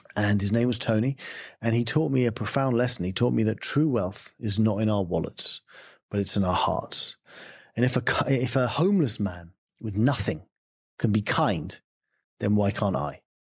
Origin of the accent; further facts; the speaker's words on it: England, United Kingdom; I'm English.